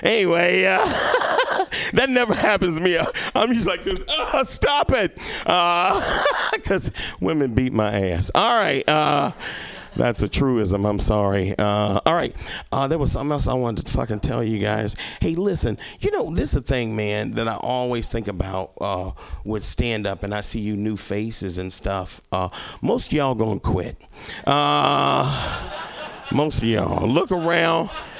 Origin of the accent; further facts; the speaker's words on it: Little Rock, Arkansas, United States; when I moved here, I came from Arkansas, right? I came from Little Rock, fucking Arkansas, the land of opportunity, all right? My opportunity was fucking leaving, all right?